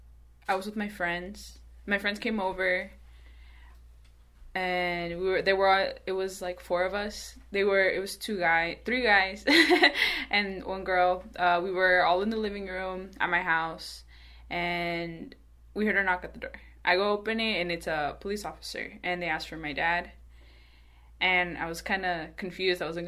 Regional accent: Mesa, Arizona, United States; I was raised in Mesa. The first time I left Arizona was last summer

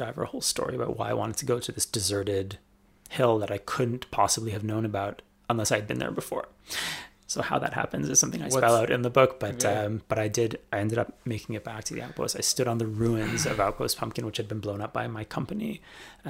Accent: Canada; now in Israel; I'm Canadian, yeah. So I have a Canadian passport, and I look Canadian

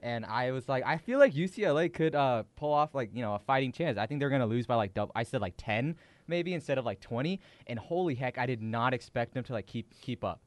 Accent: Washington, United States; we're from Washington

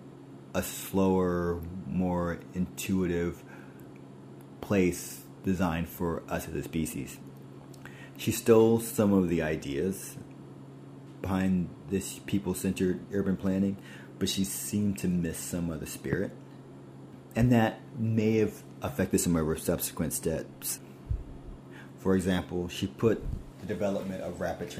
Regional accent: New York City, New York, United States; as a New Yorker

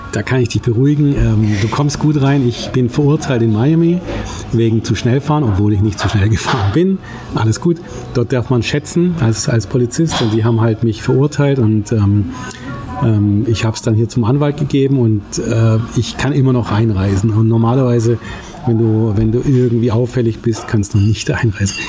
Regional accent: Germany; als Deutscher

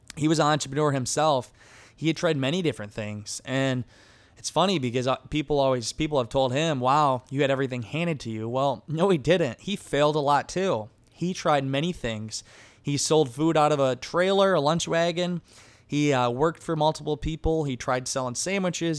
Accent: Garnavillo, Iowa, United States; I grew up in a small town in Northeast Iowa. The town was Garnerville, Iowa

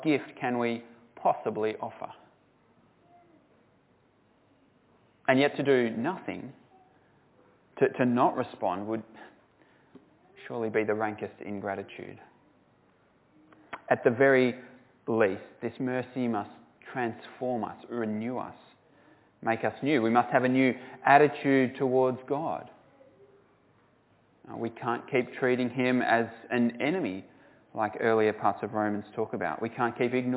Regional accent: Australia; I'm a Christian from Australia

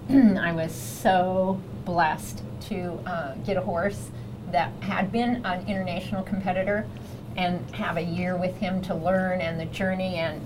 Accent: Colorado, United States; Growing up in Colorado, of course, a lot of Western influence.

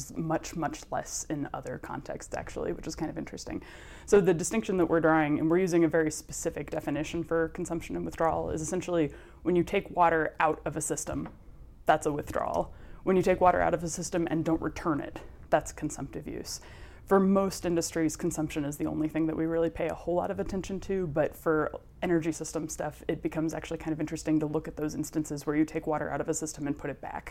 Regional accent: Bakersfield, California, United States; moved away as an adult; also born or lived in Texas; now in Atlanta, United States; I was born in Bakersfield

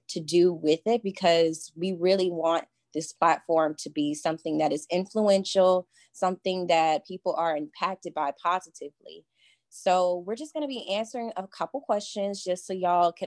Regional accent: Baton Rouge, Louisiana, United States; moved away as an adult; now in Lafayette, United States; I am from Baton Rouge, Louisiana. I went to school there

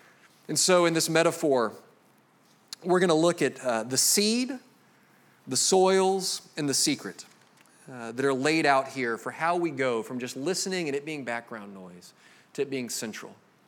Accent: Jacksonville, Florida, United States; I grew up here in Jacksonville.

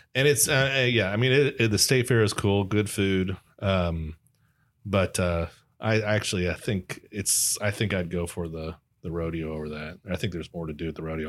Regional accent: Dallas, Texas, United States; I grew up in Dallas

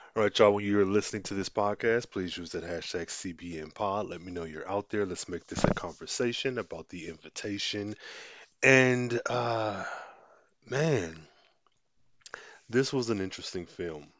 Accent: United States; being black American, being the culture that I was raised

